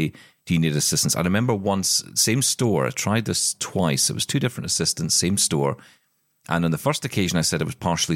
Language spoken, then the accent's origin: English; Glasgow, Scotland, United Kingdom; I'm from Glasgow